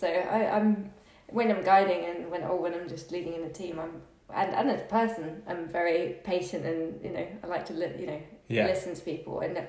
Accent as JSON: {"language": "English", "area": "Suffolk", "region": "East of England", "country": "United Kingdom", "tie": "born or raised there", "moved": "as an adult", "lives_now": "London, United Kingdom", "said": "I grew up in Suffolk in the countryside. I sort of spend a lot of weekends there at the moment, going back to sort of breathe, because London, of course, gets, you know, claustrophobic and stuff."}